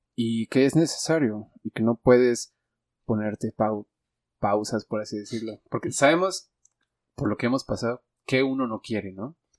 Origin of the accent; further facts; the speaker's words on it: Mexico; los mexicanos